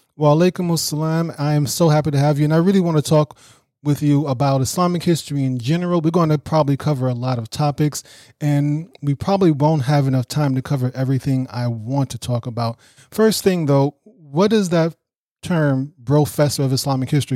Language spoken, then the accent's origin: English; New York City, New York, United States; I grew up in Brooklyn, New York